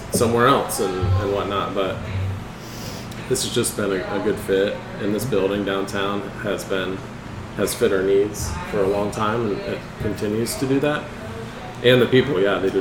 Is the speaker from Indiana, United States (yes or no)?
yes; Winona Lake, Indiana, United States; growing up in Winona Lake, I knew I needed to go away from town for college.